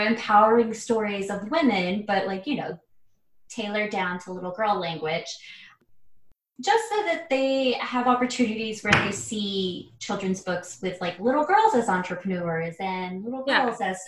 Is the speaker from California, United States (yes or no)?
no; Arizona, United States; growing up in a small town